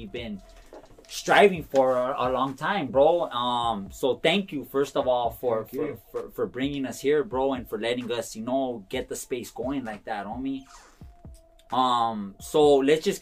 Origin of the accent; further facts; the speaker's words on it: Los Angeles, California, United States; I'm from the east side